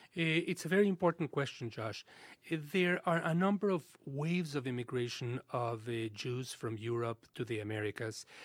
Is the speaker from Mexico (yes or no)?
yes; Mexico City, Mexico; When we were growing up in Mexico in the sixties and seventies